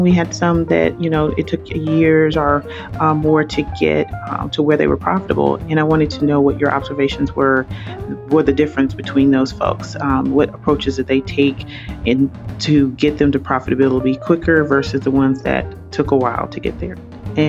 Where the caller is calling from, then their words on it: Atlanta, Georgia, United States; I'm calling from the Atlanta, Georgia area.